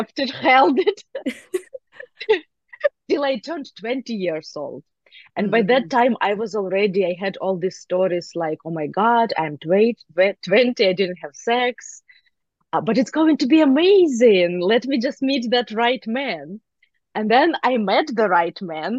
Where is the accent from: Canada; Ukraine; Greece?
Ukraine; moved away; I grew up in Ukraine